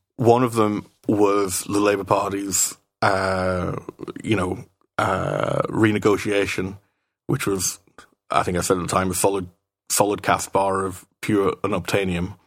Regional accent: United Kingdom; now in Brussels, Belgium; as a Brit in Brussels

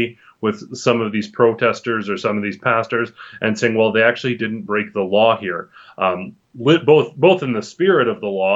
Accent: Canada; we as a Canadian society

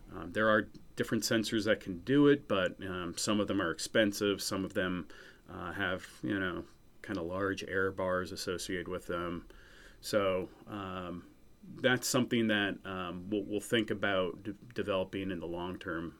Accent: New Hampshire, United States; also born or lived in Missouri; I grew up in New Hampshire, uh, and that's currently where I live as well.

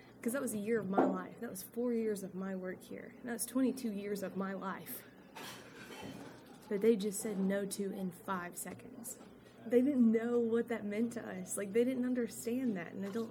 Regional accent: Corinth, Mississippi, United States; growing up in Corinth

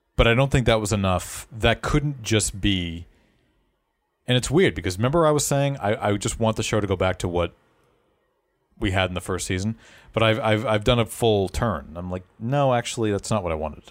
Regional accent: Boston, Massachusetts, United States; accent: Boston; We're all based in the Boston area, but um, I know that my accent does come out from time to time

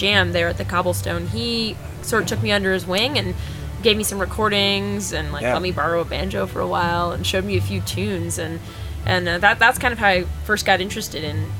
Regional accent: Los Angeles, California, United States; I grew up in Los Angeles, California, and there's a lot of great arts and culture there

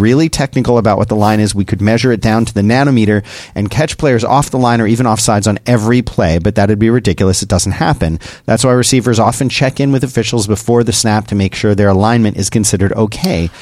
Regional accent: Philadelphia, Pennsylvania, United States; I'm from Philadelphia, born and raised in Philadelphia

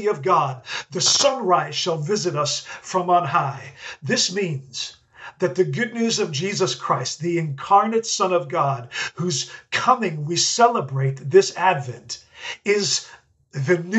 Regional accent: Netherlands; moved away; I grew up in the Netherlands, and growing up as a Dutchman

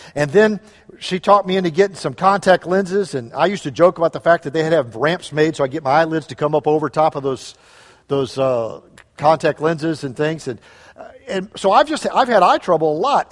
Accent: St. Louis, Missouri, United States; moved away; we grew up in Saint Louis area

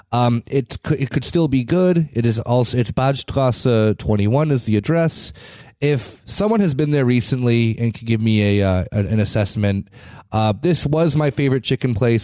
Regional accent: United States; now in Berlin, Germany; As an American

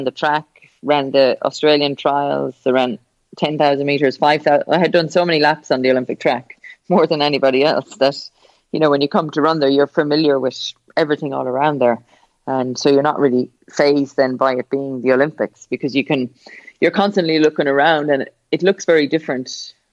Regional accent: Ireland; it's my hometown. My parents still live there

